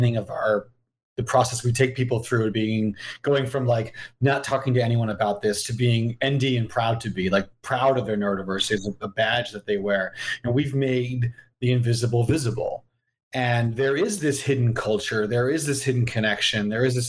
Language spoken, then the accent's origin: English; Massachusetts, United States; I grew up in Massachusetts.